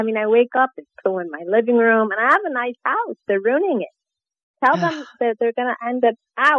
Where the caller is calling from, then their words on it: Fort Lauderdale, Florida, United States; I'm from Fort Lauderdale, Florida